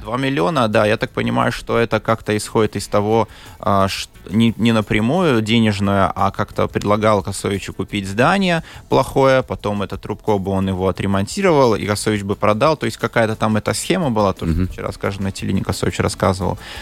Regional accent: Liepāja, Kurzeme, Latvia; now in Riga, Latvia; Я рижанин. Ну, рижанин 20 лет вообще. Да. Родился в Лепое

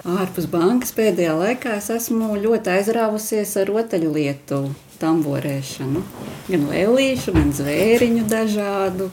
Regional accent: Aknīste, Latvia; es esmu tādā nelielā miestiņā kā Aknīste

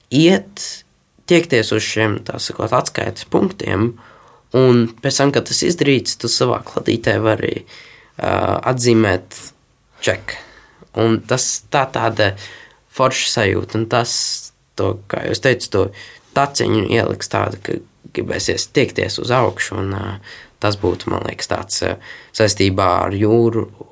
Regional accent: Latvia; also born or lived in Tenerife, Spain; es esmu latvietis

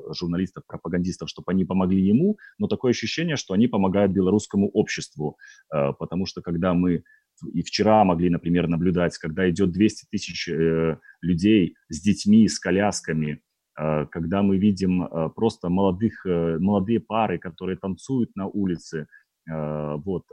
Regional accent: Belarus

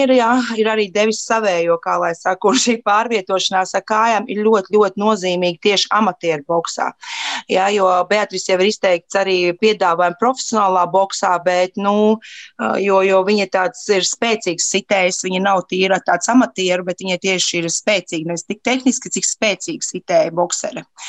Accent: Latvia; mēs no Latvijas esam

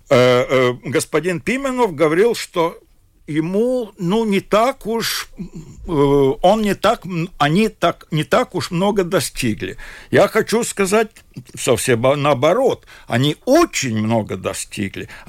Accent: Latvia; Хотя бы он такой же, э, ну, как я говорю, латыш, как и я.

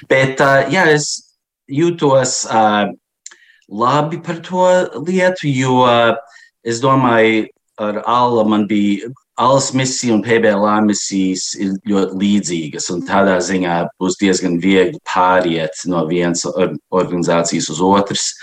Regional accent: Chicago, Illinois, United States; now in Washington, United States; Mē, būdams, es dzīvoju Vašingtonā, bet es uzaugu Čikāgā

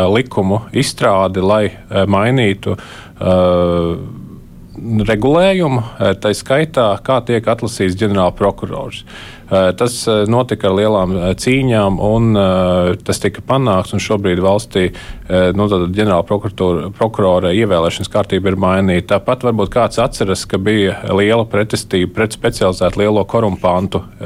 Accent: Kurzeme, Latvia; es kā kurzemnieks

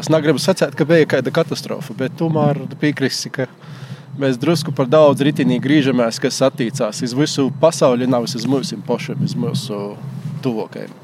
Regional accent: Viļāni, Latgale, Latvia; moved away as an adult; also born or lived in Rēzekne; now in Riga, Latvia; es esmu dzimis audzis Viljānos

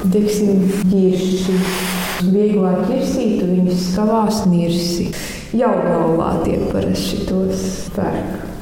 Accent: Durbe, South Kurzeme Municipality, Latvia; mēs esam no Latvijas mazākās pilsētas tiešām

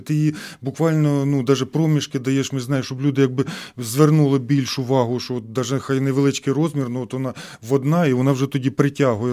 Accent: Hnativtsi, Khmelnytskyi Oblast, Ukraine; moved away as an adult; also born or lived in Saint Petersburg, Russia; now in Riga, Latvia; Я народився в Гнатівці, це Хмельницька область, Хмельницький район.

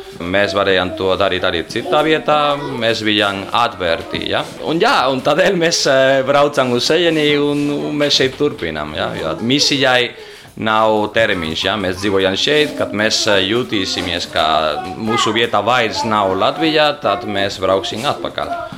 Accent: Valencia, Valencian Community, Spain; Latvian is a second language; moved away as an adult; now in Riga, Latvia; esmu no Spānijas

